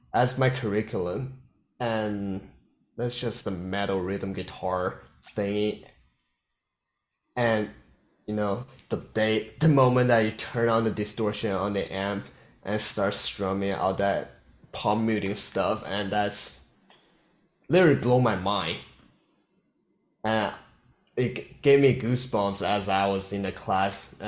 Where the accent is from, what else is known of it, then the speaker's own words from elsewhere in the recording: South Korea; English is a second language; moved away as an adult; now in Los Angeles, United States; I'm from South Korea